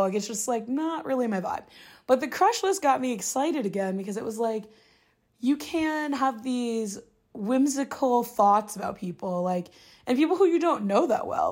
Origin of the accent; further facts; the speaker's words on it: Midwest, United States; now in New York City, United States; being single as a Midwesterner who's, like, friends from home or mostly married or engaged